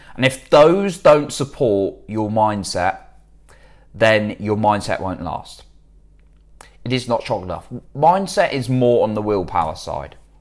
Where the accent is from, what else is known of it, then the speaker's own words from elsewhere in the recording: United Kingdom; I'm British